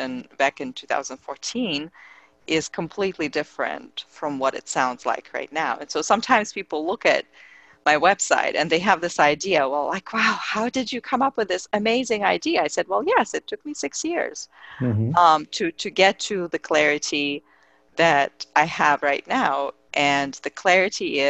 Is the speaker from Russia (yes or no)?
yes; Russia; I come from Russia